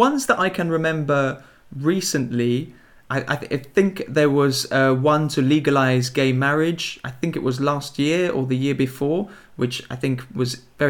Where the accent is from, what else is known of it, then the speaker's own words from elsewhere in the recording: England, United Kingdom; I'm from England.